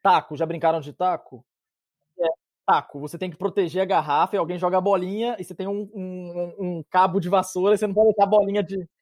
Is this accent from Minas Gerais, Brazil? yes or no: yes; interior of Minas Gerais, Brazil; now in Canada; eu e o Júnior, nós somos do interior de Minas